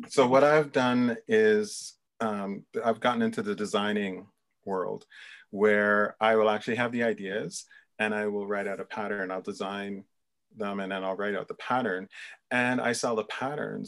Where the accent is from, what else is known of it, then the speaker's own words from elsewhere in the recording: Jamaica; I was born in Jamaica, but I've traced my lineage back a little bit. And there is Scottish and Irish descent in there too